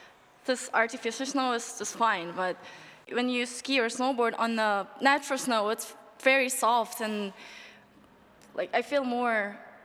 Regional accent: Incheon, South Korea; I'm from Incheon.

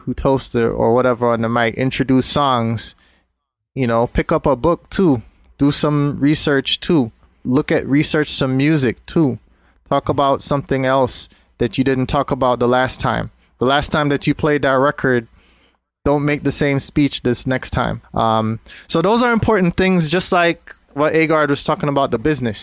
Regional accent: Jamaica; moved away; also born or lived in Brooklyn, New York; I grew up in Jamaica during the 80s.

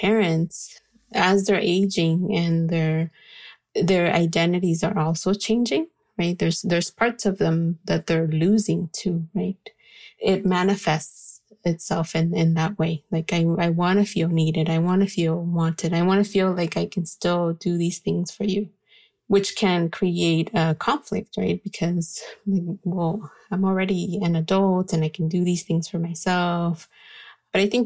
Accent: California, United States; also born or lived in Guatemala; So I was raised in California.

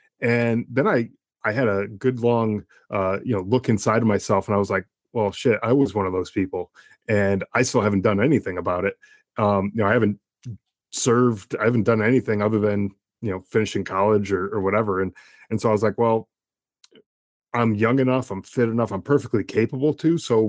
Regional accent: Connecticut, United States; Yeah, I was born in Connecticut in the early 80s, and it was I was in a middle class family.

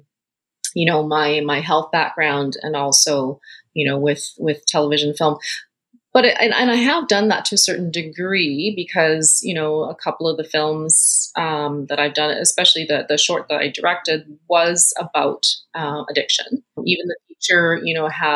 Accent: Winnipeg, Manitoba, Canada; moved away as an adult; also born or lived in Hong Kong; now in British Columbia, Canada; I was born in Hong Kong, came to Canada when I was 10 and moved to Winnipeg, actually, and that's where I had been living as my hometown for quite some time until I moved to BC

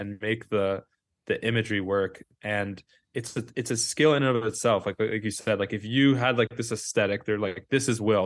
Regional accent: New York City, New York, United States; I grew up on West End Avenue in Manhattan

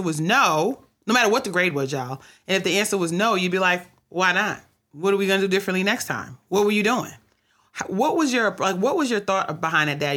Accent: New York City, New York, United States; in New York City where I grew up

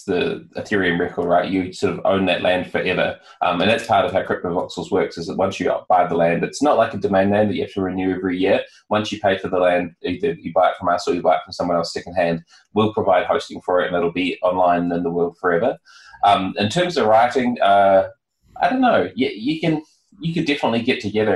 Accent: New Zealand; I'm from New Zealand

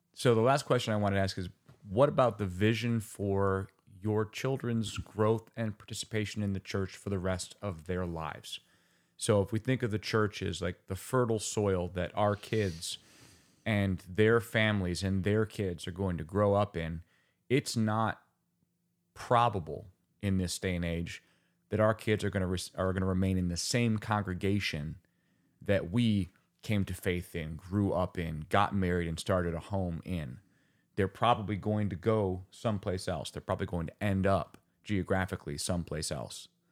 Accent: Finger Lakes region, New York, United States; also born or lived in Rochester, New York; now in Bloomington, United States; I'm from the Finger Lakes region

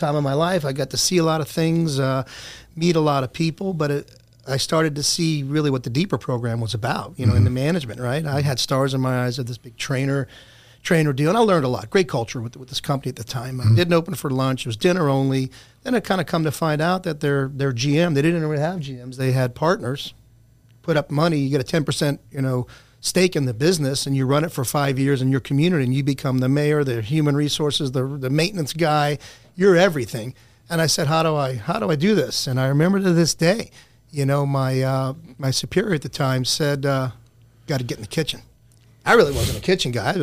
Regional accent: New Orleans, Louisiana, United States; also born or lived in Destin, Florida; now in Orlando, United States; Grew up in New Orleans, Louisiana. All my family's still there. Migrated to a little town of sand dunes called Destin, Florida, 1977

